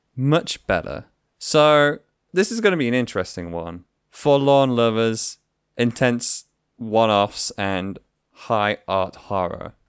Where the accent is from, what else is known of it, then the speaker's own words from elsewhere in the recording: England, United Kingdom; I am an English dude